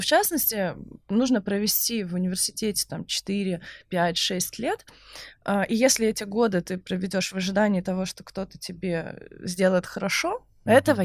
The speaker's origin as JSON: {"language": "Russian", "region": "Saint Petersburg", "country": "Russia", "tie": "born or raised there", "said": "Я просто из Санкт-Петербурга"}